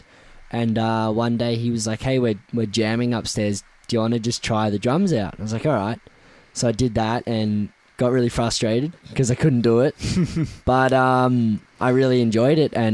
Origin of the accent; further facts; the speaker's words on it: Mount Eliza, Victoria, Australia; also born or lived in Edithvale; I grew up in Mount Eliza. And went to primary school and high school there.